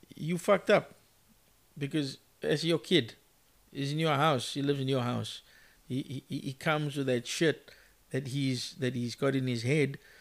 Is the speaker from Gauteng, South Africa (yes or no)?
no; Cape Town, Western Cape, South Africa; growing up in Mitchell's Plain